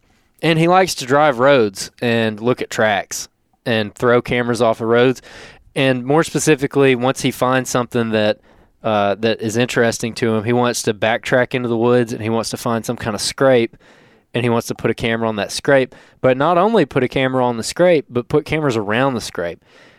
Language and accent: English; Alabama, United States; Georgia, because I'm from Alabama.